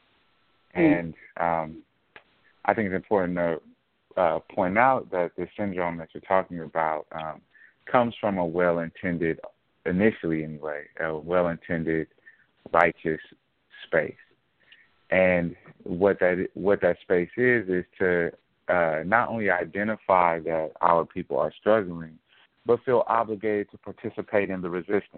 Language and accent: English; Oakland, California, United States; now in Los Angeles, United States; I'm from Oakland. I live in Los Angeles now